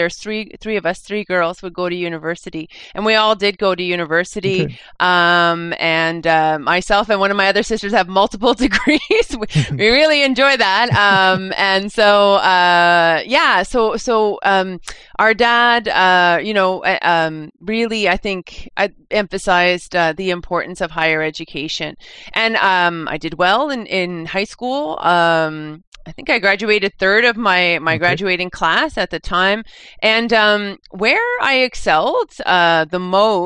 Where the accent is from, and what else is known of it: Quebec, Canada; born or raised there; also born or lived in New Brunswick